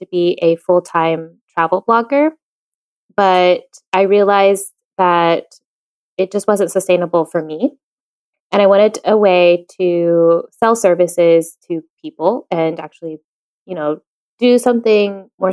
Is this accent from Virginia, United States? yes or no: yes; Virginia, United States; moved away as an adult; now in Madrid, Spain; I'm originally from Virginia in the United States, and now I live full-time in Madrid, Spain